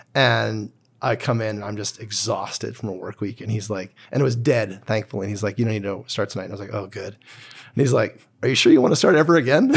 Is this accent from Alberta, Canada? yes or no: yes; Calgary, Alberta, Canada; I grew up in Cedar Bray and then Braeside